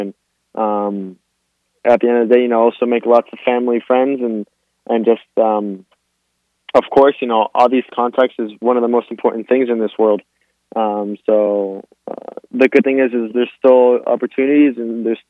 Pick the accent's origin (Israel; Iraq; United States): United States; Miami, Florida; I was born here in Miami, Florida, but both of my parents are Argentinian